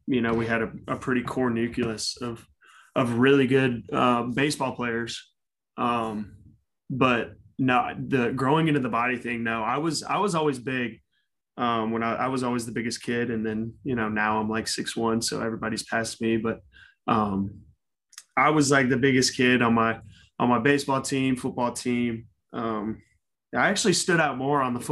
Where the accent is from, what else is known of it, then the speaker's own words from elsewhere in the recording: Cumming, Georgia, United States; I grew up in Cumming, Georgia. It's about 45 miles north of Atlanta